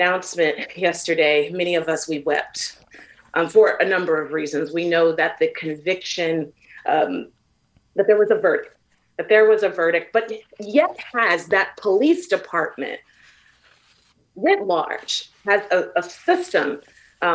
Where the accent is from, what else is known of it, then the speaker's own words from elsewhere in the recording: San Francisco, California, United States; I grew up in San Francisco